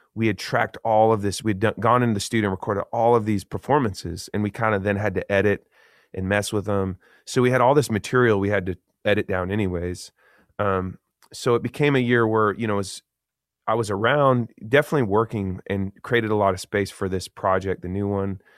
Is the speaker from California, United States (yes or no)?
no; Eugene, Oregon, United States; Growing up in Eugene, Oregon, that was like a cool thing to be creative.